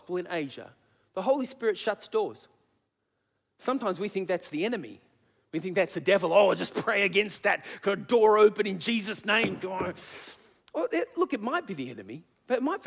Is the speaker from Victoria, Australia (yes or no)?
no; Sydney, New South Wales, Australia; also born or lived in Adelaide; we needed to come home back to Sydney